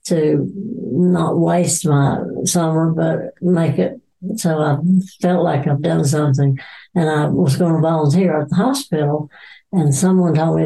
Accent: Randleman, North Carolina, United States; also born or lived in Erect, North Carolina; I grew up in Randleman. Went to Randleman High School

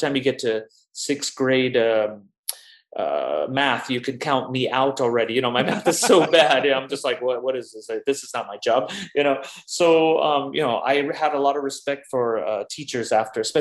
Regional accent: Los Angeles, California, United States; moved away as an adult; also born or lived in New York; now in Berlin, Germany; I grew up in Los Angeles since I was about 2 years old

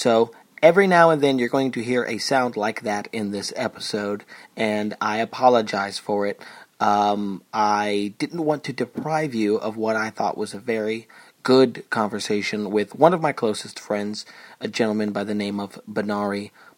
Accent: Chelmsford, Massachusetts, United States; accent: Boston; from outside of Boston, a town called Chelmsford. I'll say it like that in my weird kind of Kennedy, my Kennedy accent.

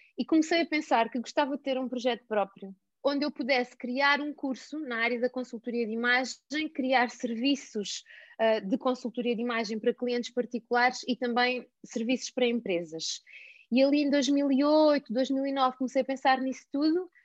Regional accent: Alentejo, Portugal; moved away as an adult; eu sou alentejana, vivi no Alentejo e até aos dezoito anos

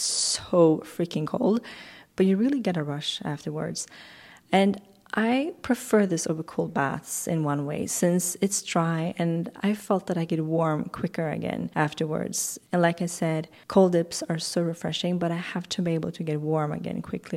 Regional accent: Swedish West Coast, Sweden; moved away; I grew up on the Swedish West Coast

